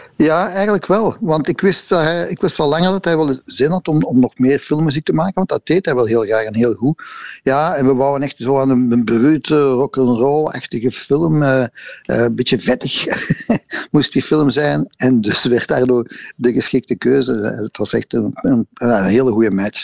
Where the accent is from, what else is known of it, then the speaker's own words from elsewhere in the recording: Brussels, Brussels-Capital Region, Belgium; als Brusselaars